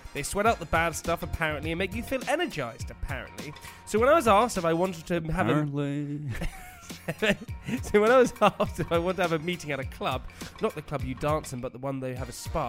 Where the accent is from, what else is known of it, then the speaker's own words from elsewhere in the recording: United Kingdom; I'm British